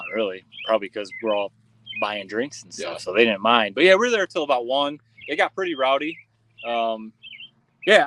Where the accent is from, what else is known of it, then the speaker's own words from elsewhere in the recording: Corunna, Michigan, United States; I loved growing up in Corona, and we had an awesome class